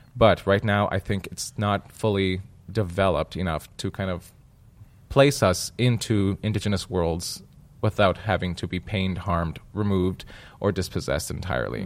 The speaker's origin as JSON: {"language": "English", "region": "Manitoba", "country": "Canada", "said": "I come from Manitoba."}